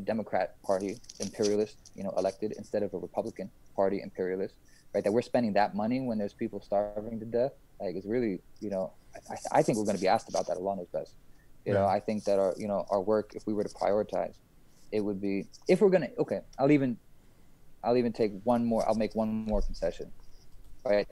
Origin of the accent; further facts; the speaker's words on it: United States; moved away as an adult; also born or lived in New York; now in Istanbul, Turkey; as American Muslims